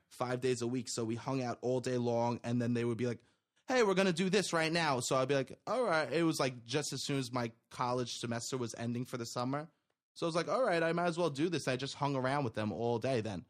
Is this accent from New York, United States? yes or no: yes; New York City, New York, United States; my, uh, friends that I grew up with in Staten Island